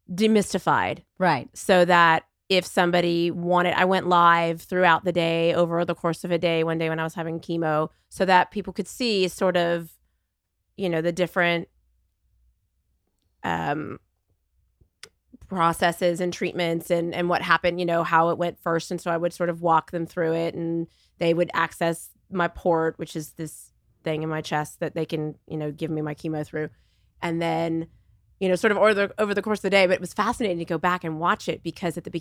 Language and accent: English; Texas, United States; I'm from Texas, and I'm going to try my hardest